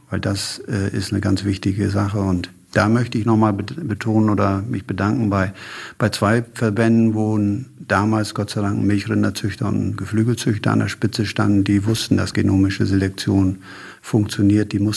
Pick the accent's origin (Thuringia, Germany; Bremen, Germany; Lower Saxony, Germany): Lower Saxony, Germany; Brentano 1 war in meiner Heimat in Ostfriesland relativ stark eingesetzt.